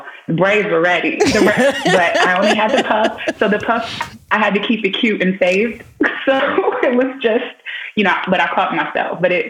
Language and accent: English; New York, United States; accent: New York; now in Atlanta, United States; I'm originally from Harlem, New York, but I am living in Atlanta, Georgia now. So you may hear that New York come in.